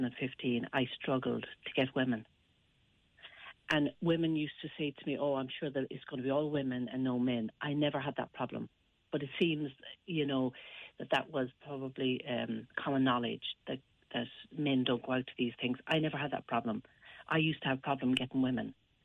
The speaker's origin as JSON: {"language": "English", "town": "Westport", "region": "Connacht", "country": "Ireland", "said": "I'm from Westport myself in County Mayo, and I started it up in 2015 because I saw the need for something for single people, especially in the country, more rural areas of Ireland."}